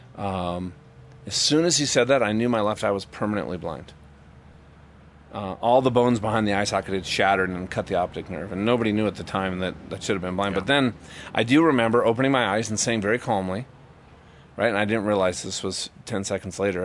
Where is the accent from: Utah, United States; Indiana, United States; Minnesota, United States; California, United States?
Minnesota, United States; I've always you know ridden you know trail rides growing up in Minnesota.